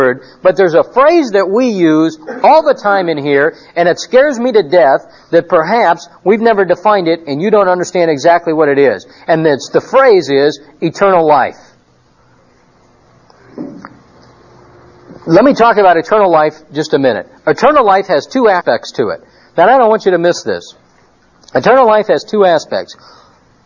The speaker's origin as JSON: {"language": "English", "town": "Phoenix", "region": "Arizona", "country": "United States", "said": "we're from Phoenix"}